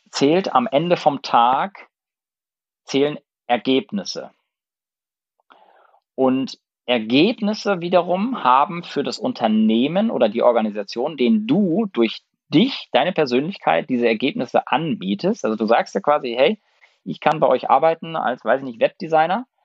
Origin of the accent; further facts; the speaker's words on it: Lübeck, Schleswig-Holstein, Germany; und ich bin in Lübeck geboren und im Umfeld von Lübeck aufgewachsen, in einem ganz, ganz kleinen Dorf. Und äh, da gab es fünf Bauernhöfe und 60 äh, Häuser.